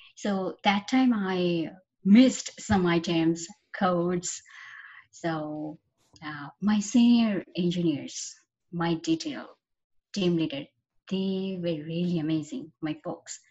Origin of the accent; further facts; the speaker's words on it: Khulna, Khulna Division, Bangladesh; moved away as an adult; I was born and brought up in Khulna, Bangladesh, and my school, college, university was all there